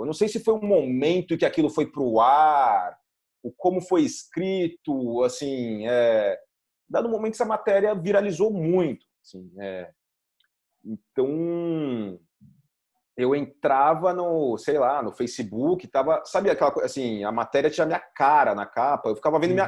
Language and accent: Portuguese; São Paulo, Brazil; moved away as an adult; now in Carcavelos, Portugal; nasci em São Paulo, sempre morei em São Paulo. Hoje eu tô morando em Portugal